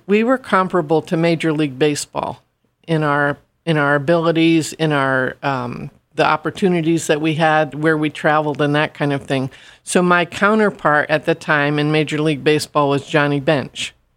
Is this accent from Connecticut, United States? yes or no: yes; Stratford, Connecticut, United States; in my hometown of Stratford.